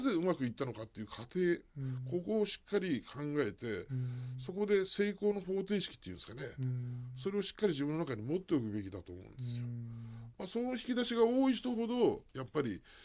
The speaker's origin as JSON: {"language": "Japanese", "region": "Hiroshima", "country": "Japan", "tie": "born or raised there", "said": "僕は広島出身なんですけど"}